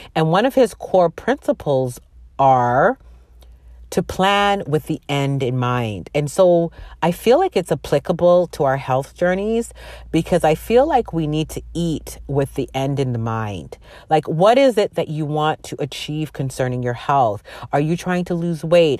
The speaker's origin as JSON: {"language": "English", "country": "Canada", "tie": "born or raised there", "also_born_or_lived": "Jamaica (ancestry)", "said": "I'm from Jamaican descent. My parents are from Jamaica, and they migrated, uh, to Canada, and that's where I was born"}